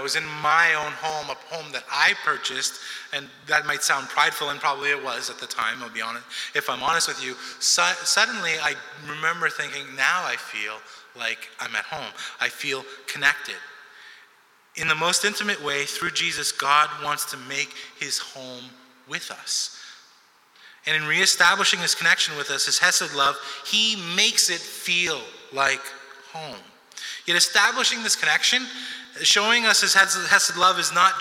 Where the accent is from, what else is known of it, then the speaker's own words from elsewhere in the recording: Montreal, Quebec, Canada; also born or lived in New York City, United States; I'm from New York City originally, and so we moved from New York City when I was 7, 8 years old, because I turned 8 in the same year that we moved, and we came to Montreal